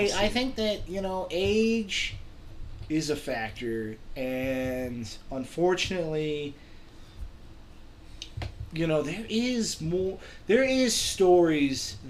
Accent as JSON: {"language": "English", "town": "Reno", "region": "Nevada", "country": "United States", "said": "We're from Reno"}